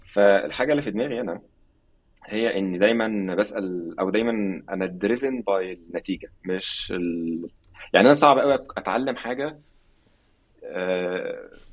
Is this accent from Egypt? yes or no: yes; Egypt; moved away; عندنا في مصر